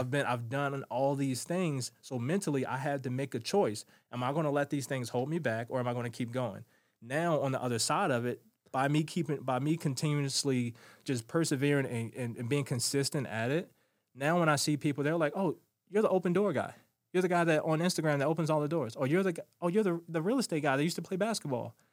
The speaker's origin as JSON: {"language": "English", "town": "Baltimore", "region": "Maryland", "country": "United States", "tie": "born or raised there", "said": "Growing up in Baltimore City was not for the weak-hearted"}